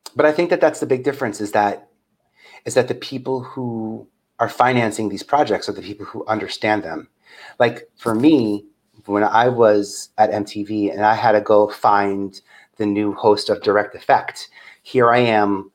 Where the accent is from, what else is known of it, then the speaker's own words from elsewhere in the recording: New York City, New York, United States; I'm from Staten Island